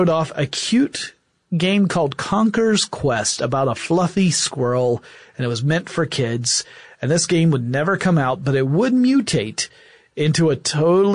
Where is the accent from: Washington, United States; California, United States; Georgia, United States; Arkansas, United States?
Georgia, United States; Atlanta; my hometown of Atlanta, Georgia.